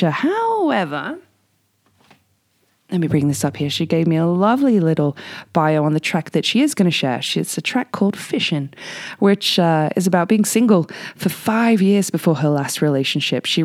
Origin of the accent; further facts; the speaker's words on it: England, United Kingdom; accent: Aussie; And uh, I know I'm English uh, with a bit of an Aussie accent, but this one is a beauty.